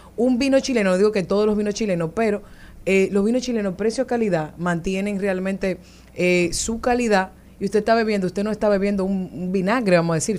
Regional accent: San Cristóbal, Dominican Republic; Yo soy, de San Cristóbal

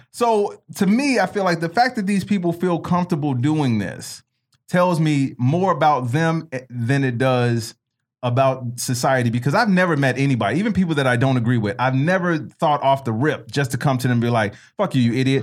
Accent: Chicago, Illinois, United States; When I was growing up in Chicago

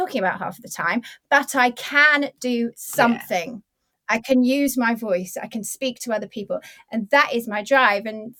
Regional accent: United Kingdom; we're 40 and we're British

